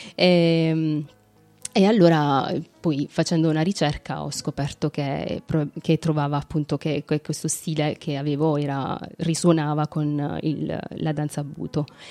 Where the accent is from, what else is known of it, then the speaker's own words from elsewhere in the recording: Ruvo di Puglia, Apulia, Italy; Ruvo, che è appunto il mio paese, nel, nella mia città